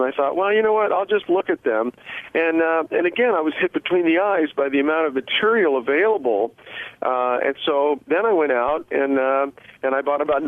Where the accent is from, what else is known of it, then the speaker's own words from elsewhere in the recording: Puerto Rico; I grew up in Puerto Rico, so it was a kid's playground.